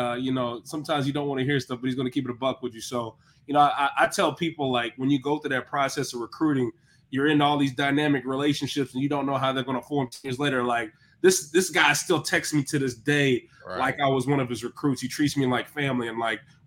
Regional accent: Cleveland, Tennessee, United States; I'm a Bradley County kid. It's a good spot.

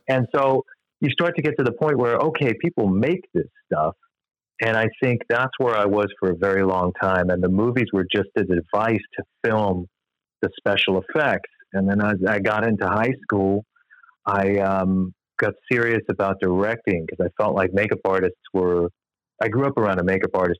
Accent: Long Island, New York, United States; moved away as an adult; also born or lived in Michigan; I grew up on Long Island

